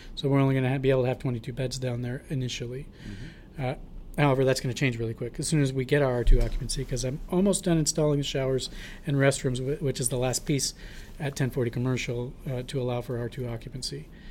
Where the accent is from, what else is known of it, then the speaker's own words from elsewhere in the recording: Portland, Oregon, United States; I was born and raised in Portland.